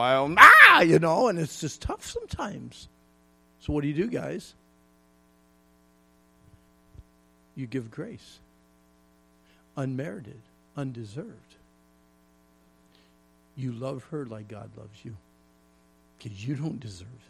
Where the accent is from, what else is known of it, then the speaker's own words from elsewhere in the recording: Pennsylvania, United States; When I was a kid growing up in Pennsylvania